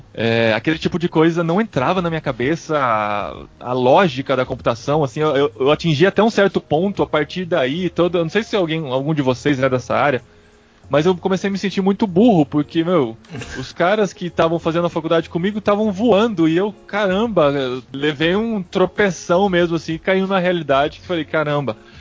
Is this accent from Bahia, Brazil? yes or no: no; Piracicaba, São Paulo, Brazil; como uma criança no interior de São Paulo, sou de Piracicaba